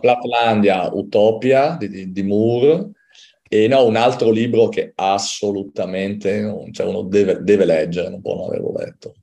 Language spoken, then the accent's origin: Italian; Udine, Friuli-Venezia Giulia, Italy; io sono di Udine